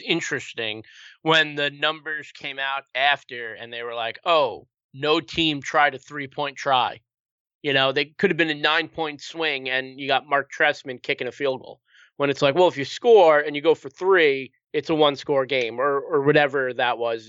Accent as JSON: {"language": "English", "region": "New York", "country": "United States", "moved": "yes", "lives_now": "Connecticut, United States", "said": "I'm originally from New York, um, and I live in Connecticut now"}